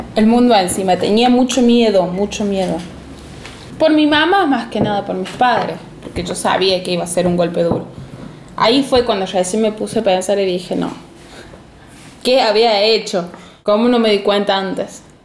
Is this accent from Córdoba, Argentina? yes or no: yes; Villa Dolores, Córdoba, Argentina; de Villa Dolores, Córdoba